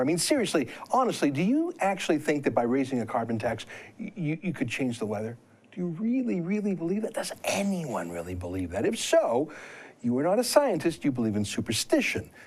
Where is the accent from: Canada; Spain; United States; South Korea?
Canada; as a Canadian, obviously, I feel that Canada is the best country